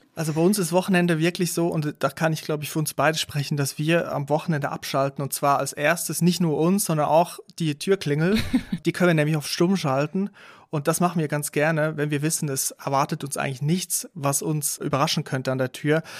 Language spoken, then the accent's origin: German; Aargau, Switzerland; moved away; ich bin in der Schweiz aufgewachsen